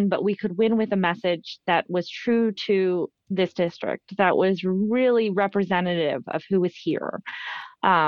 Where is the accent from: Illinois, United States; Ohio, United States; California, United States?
Ohio, United States; Youngstown; I saw a portion of it as a young girl growing up in Youngstown.